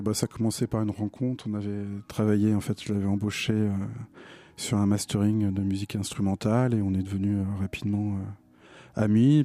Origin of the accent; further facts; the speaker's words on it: Nantes, Pays de la Loire, France; j'ai découvert en tant que Nantais les premières les premières tournées de Dominica à Nantes